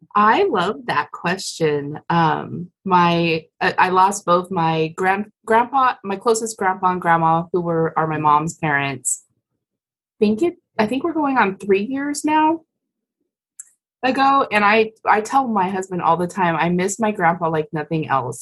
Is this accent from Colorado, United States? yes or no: yes; Colorado, United States; I grew up in Colorado